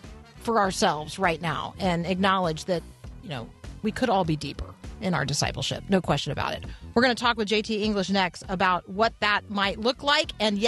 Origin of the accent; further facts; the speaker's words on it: Tampa, Florida, United States; I grew up in Tampa.